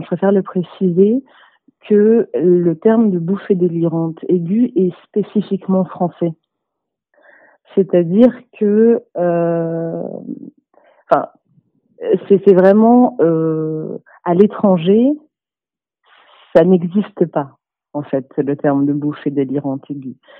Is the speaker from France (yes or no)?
yes; Toulouse, Occitania, France; j'ai 27 ans et je suis de Toulouse